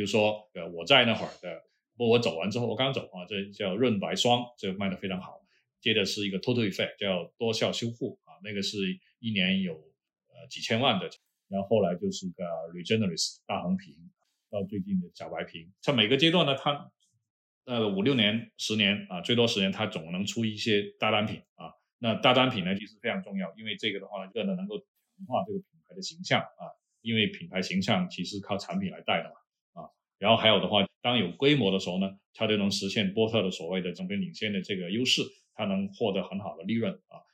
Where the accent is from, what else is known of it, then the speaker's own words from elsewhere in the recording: China; 我们中国人都是蒙古人嘛，就大部分啊，蒙古人种